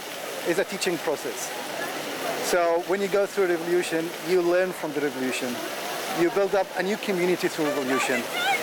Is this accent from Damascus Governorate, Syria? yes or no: no; Homs, Homs Governorate, Syria; I'm from Homs.